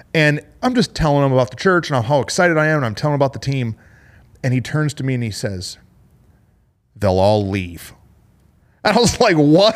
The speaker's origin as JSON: {"language": "English", "town": "Flint", "region": "Michigan", "country": "United States", "moved": "yes", "said": "I'm from Flint, Michigan."}